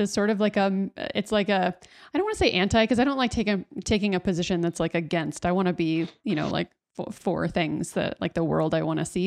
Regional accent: Dallas, Texas, United States; in Texas, I grew up in Dallas

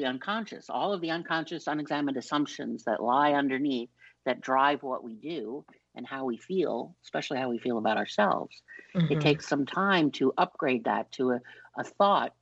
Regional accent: New York, United States; I'm from New York.

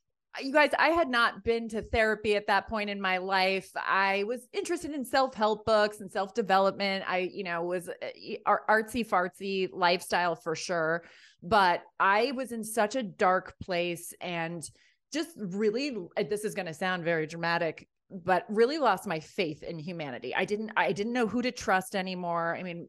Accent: Ireland; I'm from Ireland. I lived there as a kid.

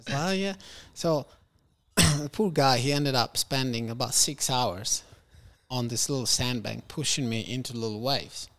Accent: Rome, Lazio, Italy; also born or lived in Algeria; I was born in Rome. Then we moved back there. And then I lived there until I was six

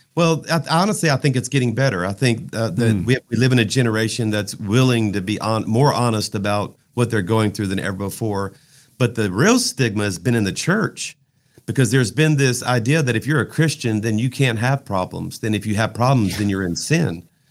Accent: South Louisiana, United States; I'm from South Louisiana

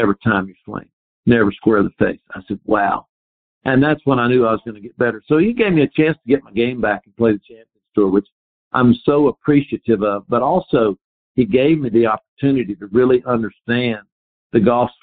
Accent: North Carolina, United States; I grew up in North Carolina on a Donald Roscoff course with a lot of deep bunkers

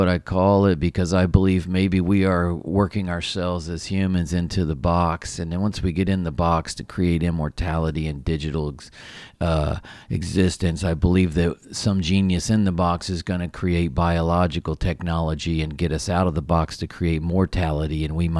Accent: Appalachian Mountains, United States; I grew up in the Appalachian Mountains.

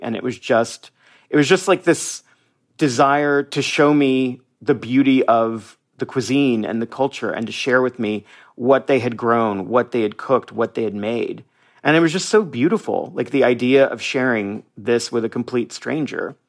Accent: United States; moved away as an adult; now in Mazatlán, Mexico; I'm a Mexican American. I am an American

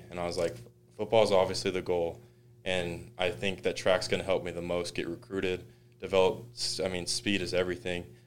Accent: New Mexico, United States; moved away as an adult; now in Utah, United States; I was from New Mexico

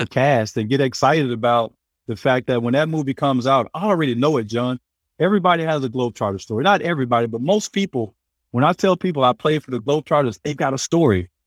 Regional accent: hometown about an hour from Little Rock, Arkansas, United States; also born or lived in California; now in Florida, United States; from my hometown who played at Centenary. He was two years older than me. He actually left our town to go play in Little Rock about an hour away

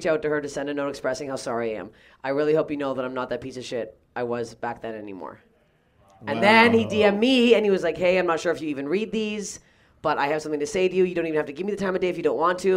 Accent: Canada; I'm Canadian.

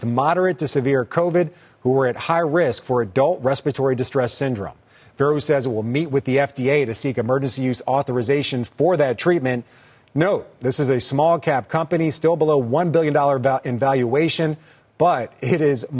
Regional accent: Philadelphia, Pennsylvania, United States; My hometown of Philly

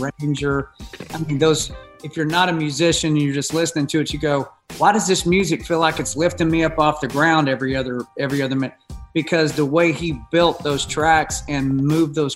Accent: United States; as an American songwriter myself

